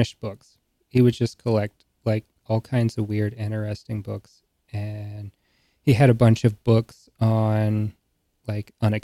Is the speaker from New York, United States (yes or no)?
no; rural North Carolina, United States; rural North Carolina